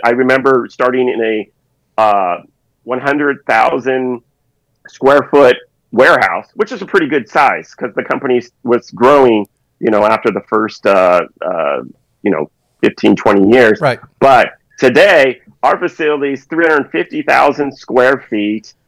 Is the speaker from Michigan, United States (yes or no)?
no; Southern California, United States; I've I've lived in Southern California my life